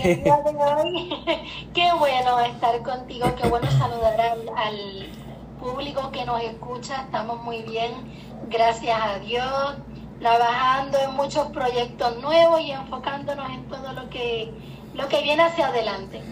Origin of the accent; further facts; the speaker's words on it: Puerto Rico; moved away as an adult; Yo soy puertorriqueña